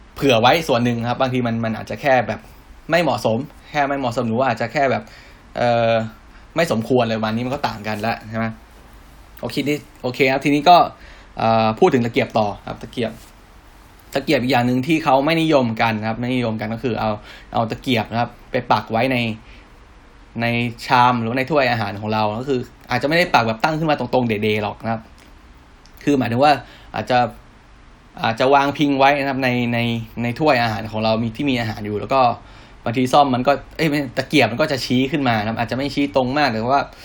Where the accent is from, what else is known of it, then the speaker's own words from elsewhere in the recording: Thailand; เราเป็นคนไทย